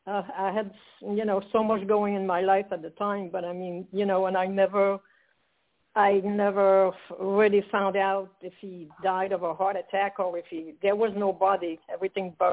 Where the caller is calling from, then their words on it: Quebec, Canada; from Canada.